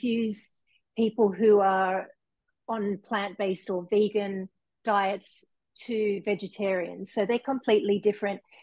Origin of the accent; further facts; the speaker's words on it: Sydney, New South Wales, Australia; also born or lived in Japan; now in Hawaii, United States; I'm originally from Sydney, Australia, and my mum is Fijian.